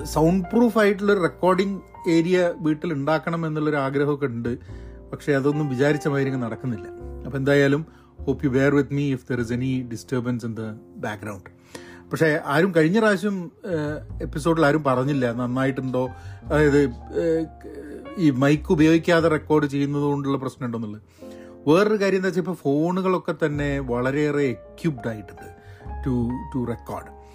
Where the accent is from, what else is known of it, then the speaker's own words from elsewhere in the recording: Kozhikode, Kerala, India; moved away as an adult; also born or lived in Thrissur / Iran / Dubai / Bangalore; കോഴിക്കോട് ആണ് ഞാൻ ഇനീഷ്യൽ വളർന്നത്